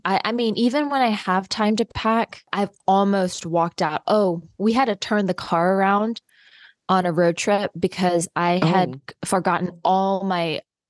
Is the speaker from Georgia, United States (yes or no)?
yes; Athens, Georgia, United States; moved away; our trip, it was to my hometown.